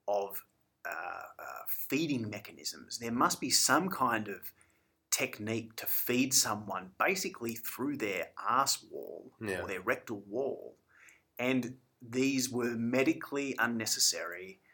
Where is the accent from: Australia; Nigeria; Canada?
Australia; being an Australian